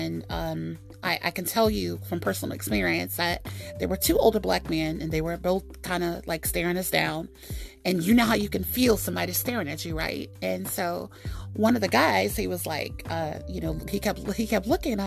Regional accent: United States; I'm African American.

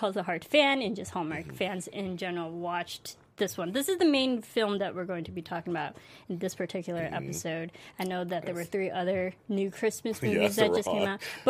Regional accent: United States; I'm American.

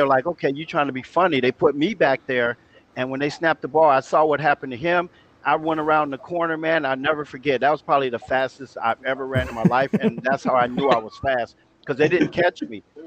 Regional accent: Los Angeles, California, United States; also born or lived in San Antonio, Texas; moved to Los Angeles about the third grade

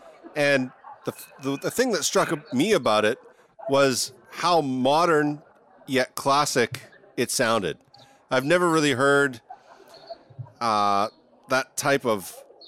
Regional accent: Canada; moved away as an adult; now in Washington, D.C. area, United States; I'm from Canada and I moved down into the D.C. area.

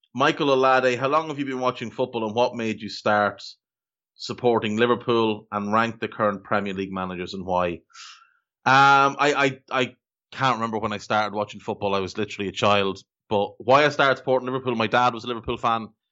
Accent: Ireland

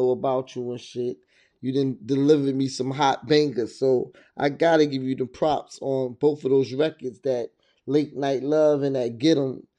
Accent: New Jersey, United States; moved away; also born or lived in Virginia; I'm from Jersey. You know what I mean? I'm a Jersey boy. You know what I mean? You know what I mean? I was raised in Jersey, then I moved back to Virginia.

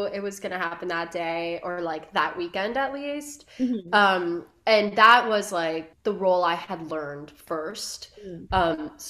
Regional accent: Miami, Florida, United States; born or raised there

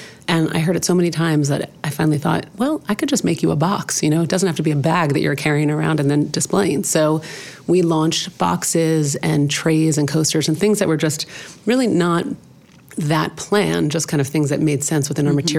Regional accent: Los Angeles, California, United States; I grew up in Los Angeles

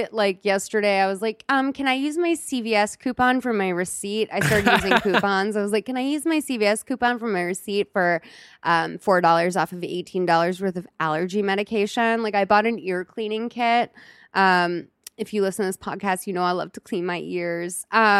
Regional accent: Boston, Massachusetts, United States; now in Los Angeles, United States; Because like, I don't know, like I'm from Boston. Like I live in LA.

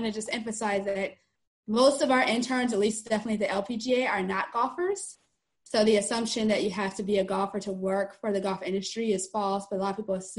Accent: Cleveland, Ohio, United States; now in Orlando, United States; I live in the Orlando, Florida area, although I'm originally from Cleveland, Ohio

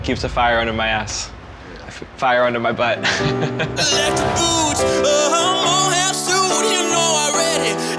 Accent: Boston, Massachusetts, United States; I'm 23, and I am from Beantown, or Boston.

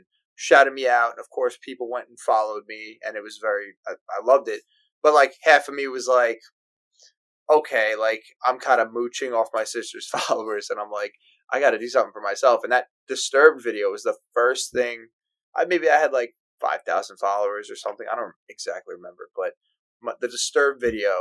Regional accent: Long Island, New York, United States; also born or lived in Florida; Grew up in New York, moved to Florida for 2 years when I was young. My parents moved us back, and been here ever since

